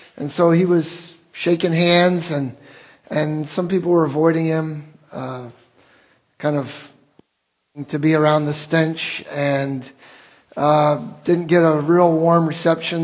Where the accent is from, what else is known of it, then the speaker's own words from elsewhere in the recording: Wheaton, Illinois, United States; I grew up in Wheaton